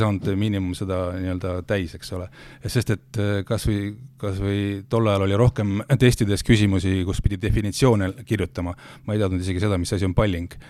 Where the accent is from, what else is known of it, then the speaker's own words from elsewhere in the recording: Rakvere, Lääne-Viru County, Estonia; mina olen ju pärit Rakverest